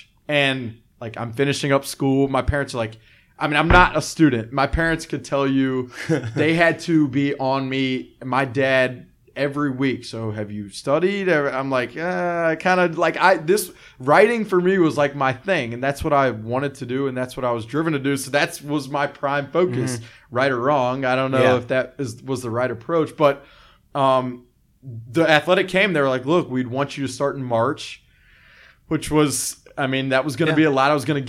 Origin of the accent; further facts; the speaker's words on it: Birmingham, Alabama, United States; moved away; I'm from Alabama, grew up in Birmingham, born and raised. My parents were from Birmingham.